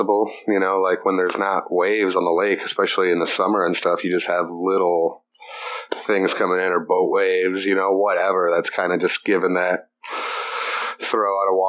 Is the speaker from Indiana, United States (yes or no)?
yes; La Porte, Indiana, United States; also born or lived in Muncie, Indiana; I am from LaPorte, Indiana